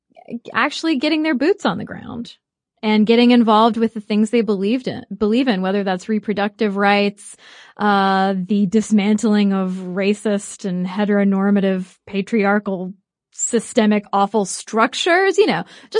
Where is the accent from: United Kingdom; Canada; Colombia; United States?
United States; we are American.